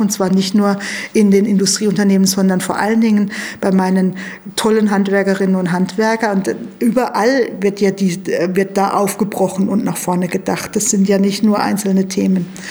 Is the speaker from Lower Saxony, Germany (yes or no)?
no; a village in Baden-Württemberg, Germany; Also ich bin klar in Armut aufgewachsen, ähm, allerdings auf dem Dorf